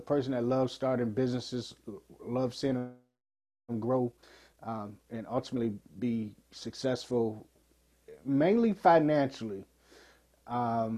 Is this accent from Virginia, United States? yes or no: yes; Portsmouth, Virginia, United States; 44 years ago, I was born in Portsmouth, Virginia.